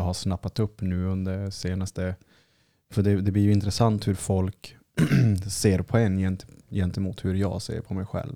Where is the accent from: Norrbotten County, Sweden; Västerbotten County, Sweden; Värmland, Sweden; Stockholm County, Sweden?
Norrbotten County, Sweden; Kiruna; moved away; nu när man är hemma i Kiruna